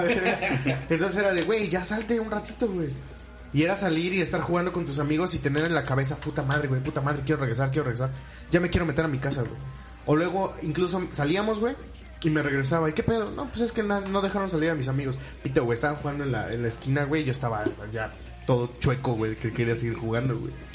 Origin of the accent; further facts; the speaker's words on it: Orizaba, Veracruz, Mexico; en los mercados de aquí de Orizaba